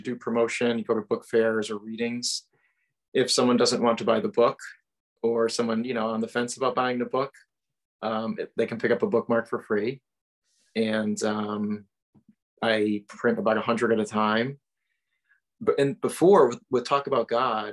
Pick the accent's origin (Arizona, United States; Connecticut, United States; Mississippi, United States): Connecticut, United States; Wethersfield; I am from Central Connecticut, a town called Wethersfield